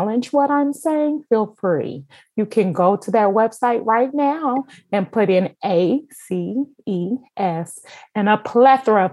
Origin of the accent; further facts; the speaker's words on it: Kansas City, Missouri, United States; now in Chicago, United States; I was born and raised in Kansas City